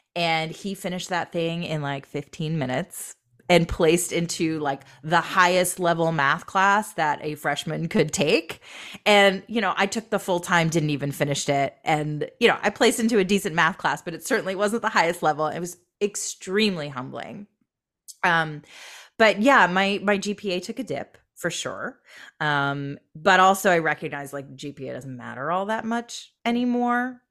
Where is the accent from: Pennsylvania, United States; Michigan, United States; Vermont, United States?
Michigan, United States; also born or lived in Boston / New York / Seattle / Los Angeles; now in Long Beach, United States; I grew up in Michigan.